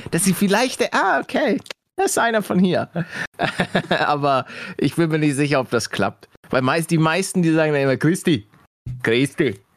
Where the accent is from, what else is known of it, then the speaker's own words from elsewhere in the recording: Munich, Bavaria, Germany; vor allen Dingen, wenn du als Münchner ins Umland fährst dann hast du mit einem Münchner Kennzeichen meistens schon verloren.